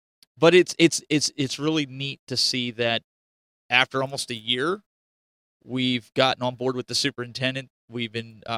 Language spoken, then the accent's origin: English; Eastern Pennsylvania, United States; I grew up in Eastern Pennsylvania.